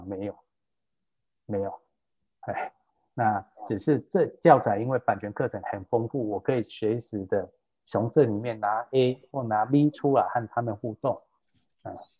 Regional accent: Taiwan; 我们台湾人

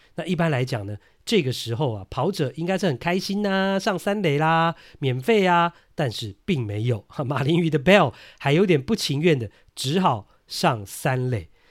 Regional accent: Taiwan; 我们台湾人受日文的影响呢，都会讲 balk 啦

